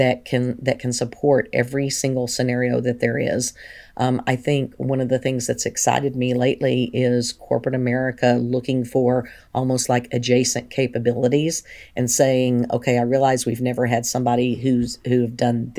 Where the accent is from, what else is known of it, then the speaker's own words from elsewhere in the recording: Big Spring, Texas, United States; born there; also born or lived in Tennessee; I was born in Big Spring, Texas, and my father was in the Air Force. And so I'm okay. an Air Force brat as well.